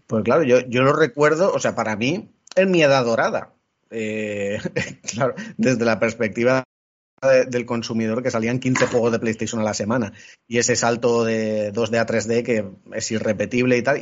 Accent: Elche, Valencian Community, Spain; yo que soy de Elche tengo Valencia relativamente cerca

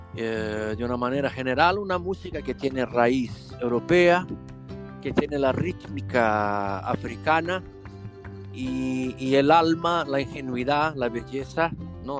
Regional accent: Brazil; Spanish is a second language; moved away as an adult; now in Lisbon, Portugal; Nosotros que venimos de grandes ciudades de Brasil, ¿no? Como Río, San Paulo

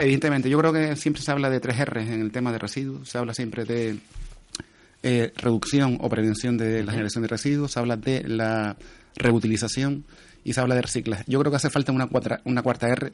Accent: Telde, Canary Islands, Spain; Yo soy de Telde

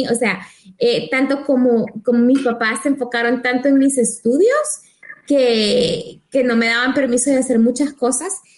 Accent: El Salvador; como salvadoreños creo que nuestros padres siempre nos tratan de proteger

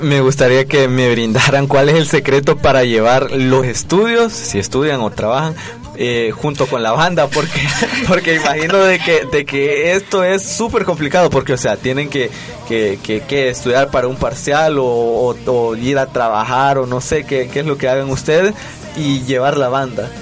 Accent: El Salvador; nosotros como salvadoreños

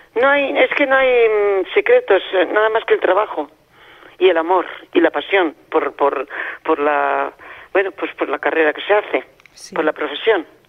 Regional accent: Spain

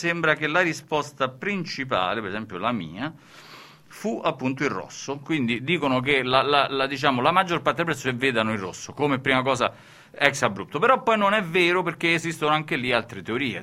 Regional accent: a city in central Italy, Italy; di una città del centro Italia, no? ed è la seconda città più piovosa, quella dove sono nato io, dopo Udine

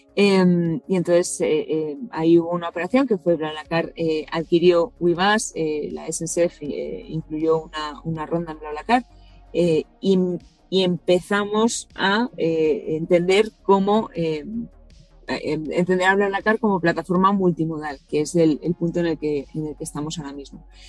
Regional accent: Hondarribia, Basque Country, Spain; Andarribía, que es de donde soy yo

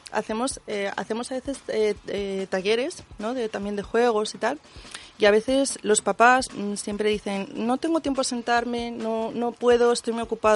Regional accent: Asturias, Spain; Somos de Asturias, pero trabajamos en Internet

